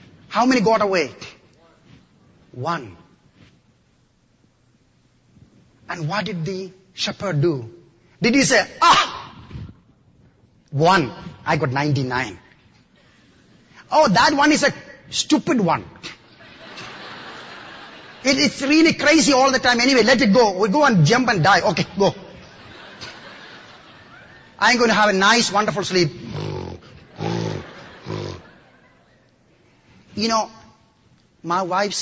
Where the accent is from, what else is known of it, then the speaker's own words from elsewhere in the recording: Kerala, India; now in United States; I come from the extreme southern part of India, in the state of Kerala.